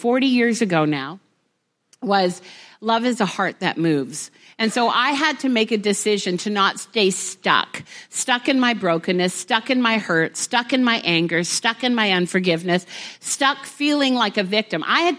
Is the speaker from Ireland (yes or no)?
no; Vancouver, British Columbia, Canada; We're from Vancouver.